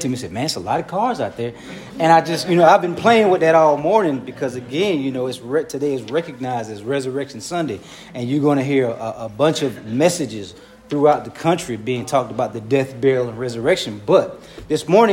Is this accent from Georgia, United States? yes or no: yes; Hinesville, Georgia, United States; also born or lived in Dublin, Georgia; I'm from Dublin, Georgia. All my family's from Dublin, Georgia. That's where I'm from. Every last bit of my family's from Dublin. I moved to Hinesville, Georgia when I was six